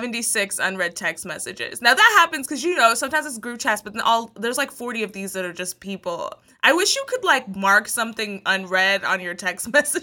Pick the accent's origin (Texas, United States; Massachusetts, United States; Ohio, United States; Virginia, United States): Texas, United States; Like, I'm from Texas, so I know some Tex-Mex, okay?